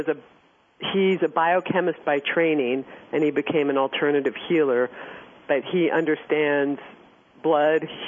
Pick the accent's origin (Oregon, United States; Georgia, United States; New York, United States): New York, United States; New York City; I grew up in on 17th Street, East 17th Street, between Irving and Park in New York City